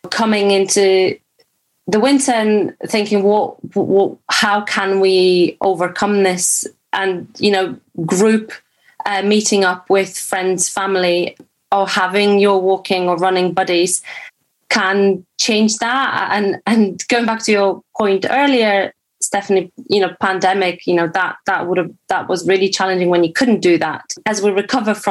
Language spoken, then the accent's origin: English; Poland; moved away; I grew up in Poland